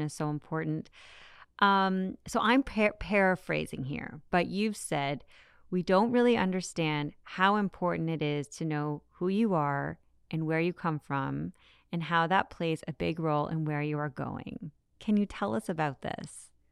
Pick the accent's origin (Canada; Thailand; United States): Canada; as a Canadian